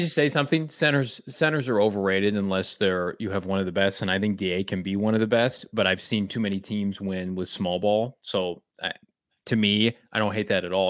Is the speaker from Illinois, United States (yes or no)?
yes; Chicago, Illinois, United States; I'm from Chicago.